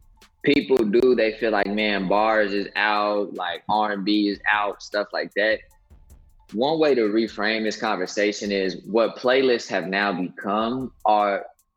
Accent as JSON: {"language": "English", "region": "Midwest", "country": "United States", "also_born_or_lived": "Southern US", "said": "I think the way I talk is probably a mix of being from the Midwest and actually the South."}